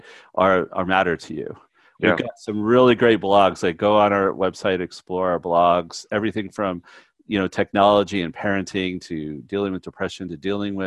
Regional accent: Canada; I'm Canadian and by nature

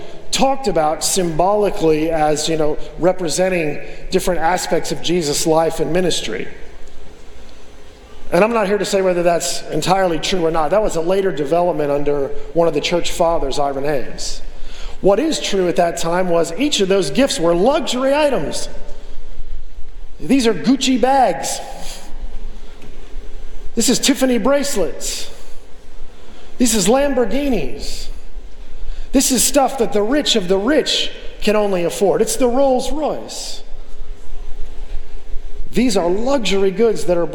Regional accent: United States; moved away; I'm an American

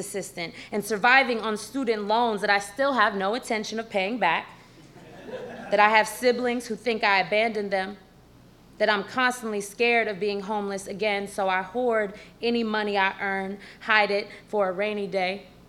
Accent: San Francisco, California, United States; it doesn't look like I'm from the Tenderloin of San Francisco, where to this day, needles litter the street, crack pipes are as regular as cigarettes.

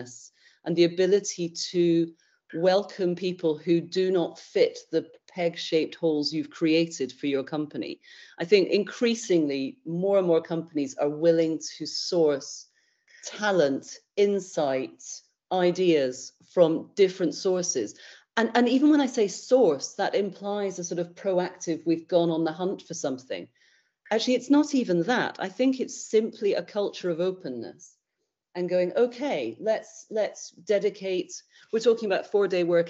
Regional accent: United Kingdom

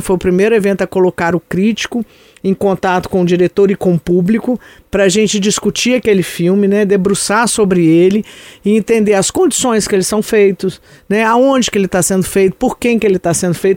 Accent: São João del-Rei, Minas Gerais, Brazil; eu sou de São João del Rei

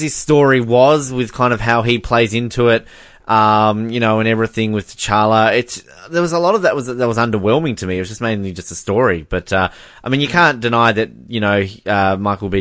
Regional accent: Australia; as an Australian

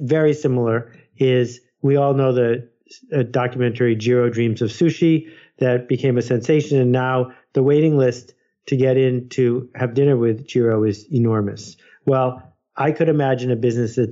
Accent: United States; I'm an American

